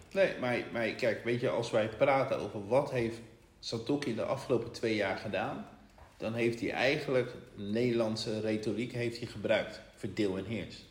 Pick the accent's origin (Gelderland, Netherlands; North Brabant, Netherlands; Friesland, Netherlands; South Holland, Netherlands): South Holland, Netherlands; Rotterdam; wij komen uit Rotterdam